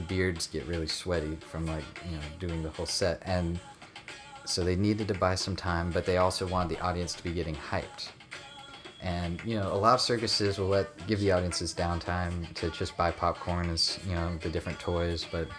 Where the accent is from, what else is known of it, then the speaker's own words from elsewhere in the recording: Seneca, South Carolina, United States; I'm from Seneca, North Carolina, if you even know where that is.